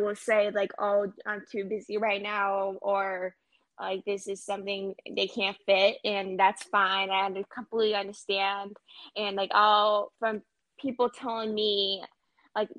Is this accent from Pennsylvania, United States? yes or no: yes; Pennsylvania, United States; I'm from Pennsylvania